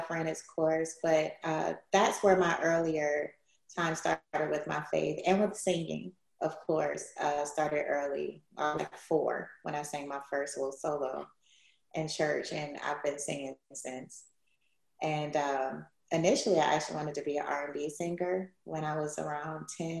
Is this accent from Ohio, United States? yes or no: yes; Cleveland, Ohio, United States; I grew up in Cleveland, Ohio